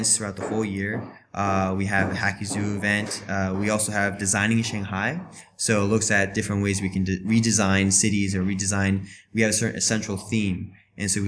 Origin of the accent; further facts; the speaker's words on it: Florida, United States; moved away as an adult; now in China; I'm originally from Florida, and I've been here in China for 3 years now.